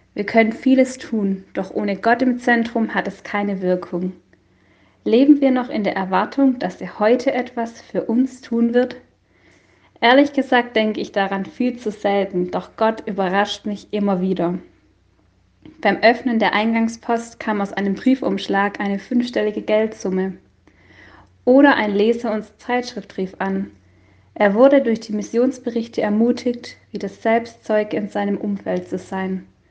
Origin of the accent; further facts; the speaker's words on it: Hohenhaslach, Baden-Württemberg, Germany; moved away as an adult; also born or lived in Obernhof / Friolzheim; now in Buchenauer Hof, Germany; Aufgewachsen bin ich mit meinen drei Geschwistern in Hohenhaslach